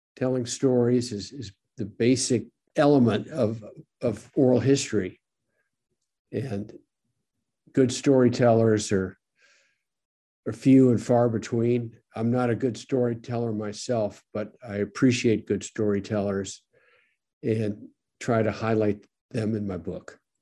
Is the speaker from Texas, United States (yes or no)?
no; St. Louis, Missouri, United States; I grew up in St. Louis